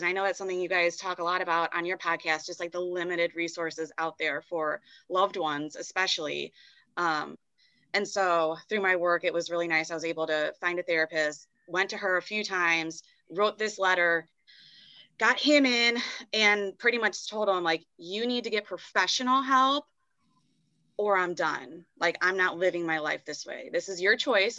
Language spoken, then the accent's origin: English; Chicago, Illinois, United States; moved away as an adult; also born or lived in Indianapolis; I'm from Chicago